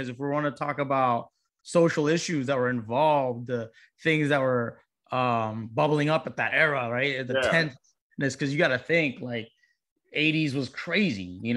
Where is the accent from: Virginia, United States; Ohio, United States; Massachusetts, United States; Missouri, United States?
Virginia, United States; Virginia Beach; my hometown of Virginia Beach